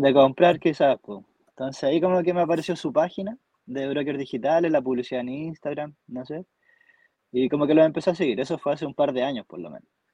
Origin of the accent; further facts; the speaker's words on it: Temuco, Araucanía, Chile; moved away as an adult; now in Alto Hospicio, Chile; actualmente estoy viviendo en Alto Hospicio, pero soy originario de Temuco